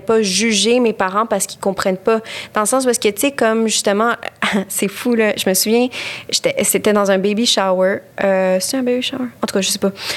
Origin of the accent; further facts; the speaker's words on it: Quebec, Canada; je suis québécoise, je suis ici, je suis québécoise